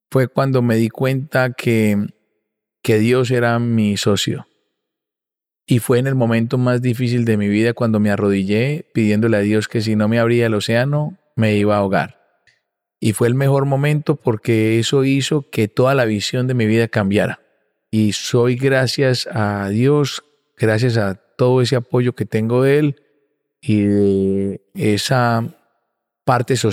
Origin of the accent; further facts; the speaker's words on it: Barranquilla, Atlántico, Colombia; also born or lived in Medellín; Por eso, como le dije al principio, yo soy un barranquillero nacido en Medellín.